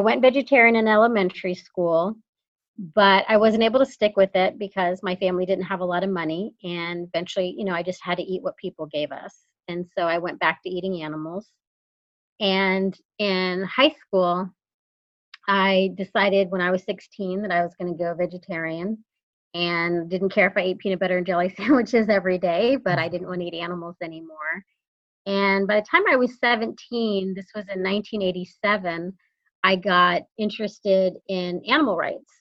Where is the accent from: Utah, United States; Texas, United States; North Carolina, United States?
Texas, United States; San Antonio; moved away; also born or lived in Sonoma County, California; But I actually am from Texas. I grew up in San Antonio.